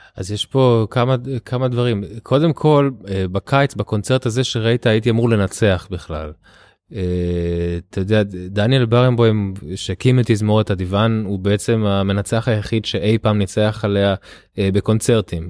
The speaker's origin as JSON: {"language": "Hebrew", "country": "Israel", "tie": "born or raised there", "also_born_or_lived": "Tel Aviv"}